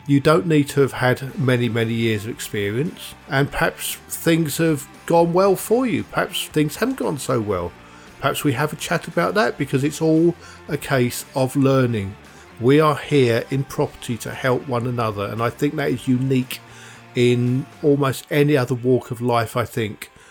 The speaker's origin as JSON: {"language": "English", "area": "South Essex", "region": "East of England", "country": "United Kingdom", "tie": "born or raised there", "moved": "yes", "said": "I was born and bred in South Essex"}